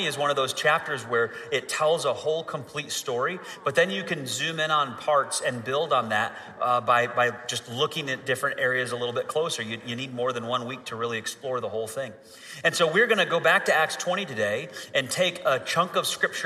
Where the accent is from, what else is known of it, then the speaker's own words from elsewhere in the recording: Michigan, United States; moved away; also born or lived in Florida; I grew up in Michigan, so I'm kind of used to this cold weather